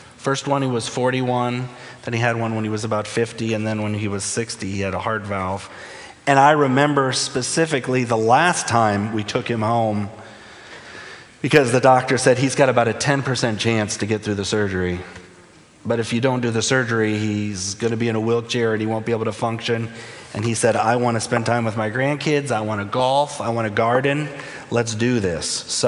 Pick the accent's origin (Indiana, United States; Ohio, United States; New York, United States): Ohio, United States; Toledo; also born or lived in Wilmington, Delaware; I was born in Toledo, Ohio, lived in northern Ohio growing up. My dad was a pastor, so we moved around a little. We went to Wilmington, Delaware when I was 5, and we were only 1 year there.